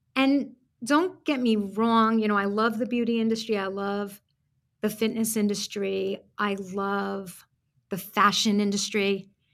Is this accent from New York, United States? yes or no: yes; New York City, New York, United States; moved away as an adult; now in Florida, United States; when I moved down to Florida from Brooklyn, New York, if you can't hear it in my accent